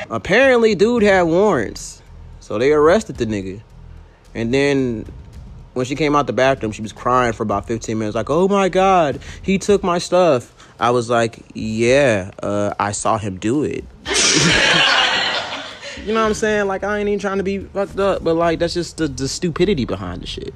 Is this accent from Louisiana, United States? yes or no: yes; Baton Rouge, Louisiana, United States; now in Atlanta, United States; I'm from Baton Rouge, Louisiana.